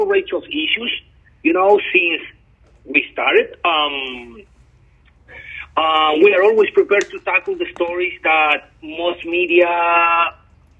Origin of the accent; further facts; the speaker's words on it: Chile; moved away; I come from Chile. I'm from South America.